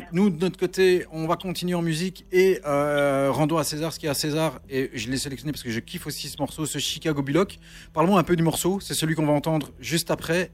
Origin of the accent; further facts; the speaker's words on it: Charleroi, Wallonia, Belgium; on est de Charleroi tous les trois.